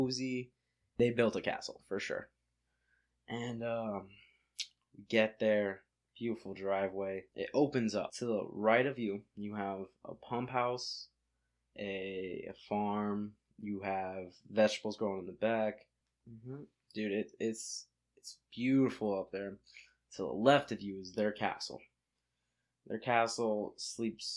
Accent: Florida, United States; I'm from Florida

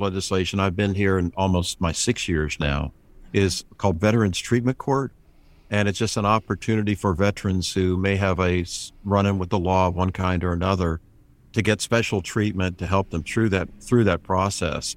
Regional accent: St. Petersburg, Florida, United States; also born or lived in Pennsylvania; I was born in Pennsylvania, but moved to St. Petersburg when I was three years old

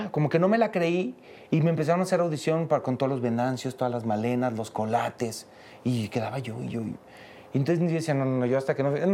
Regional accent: Tepatitlán de Morelos, Jalisco, Mexico; Pues mira, yo nací en Tepatitlán de Morelos, Jalisco. {S255} {S3} No, o sea, yo soy de Tepatitlán.

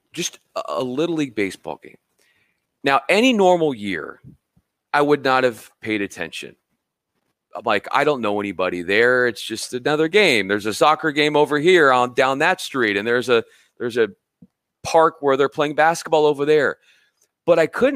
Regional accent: Los Angeles, California, United States; also born or lived in Spokane, Washington / Memphis, Tennessee; I came out here to LA where I'm from. I'm from Southern California

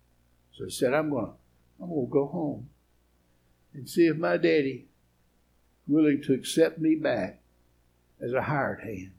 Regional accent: East Tennessee, United States; I'm from East Tennessee. I'm a hillbilly.

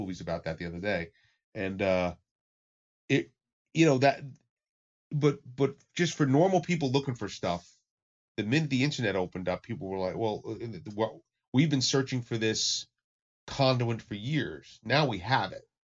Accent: New York area, United States; I come from the New York area, so I've been in clubs in New York

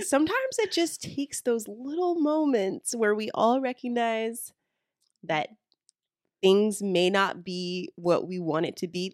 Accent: the South, North Carolina, United States; we are from the South and we live in the South. So, we're talking about North Carolina

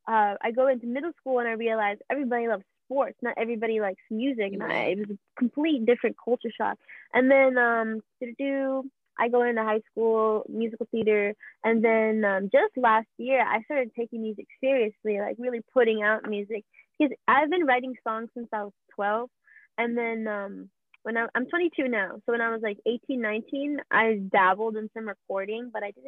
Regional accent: Queens, New York, United States; born there; also born or lived in Ohio / Atlanta / Alabama; now in Florida, United States; I was born in Queens, and then I moved to Ohio, moved around the East Coast a lot, so like Atlanta, Alabama. Now I stay in Florida

